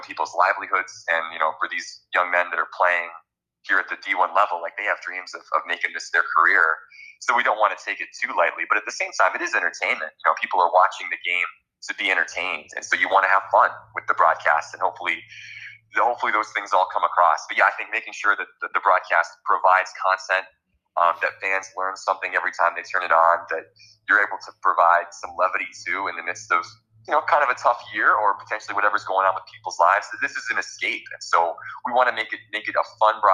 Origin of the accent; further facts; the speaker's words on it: South Dakota, United States; we're from South Dakota, my mom's from Boston